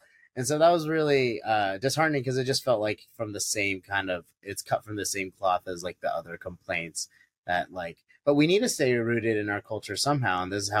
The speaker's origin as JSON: {"language": "English", "country": "United States", "said": "I am biased because I am Filipino American"}